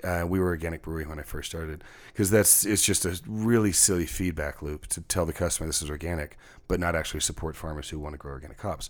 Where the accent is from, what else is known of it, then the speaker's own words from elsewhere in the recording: Texas, United States; now in Seattle, United States; a Texan coming from a rural background, um, one generation off the farm